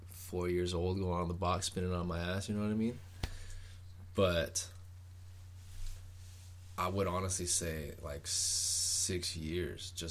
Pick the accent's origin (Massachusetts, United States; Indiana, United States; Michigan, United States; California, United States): California, United States; Oceanside; also born or lived in Los Angeles / Long Beach / Hawaii; Me personally, well, my family's always about out of Oceanside, but I have moved around from L.A., Long Beach, even like Hawaii. Well, my home base has always been Oceanside, California.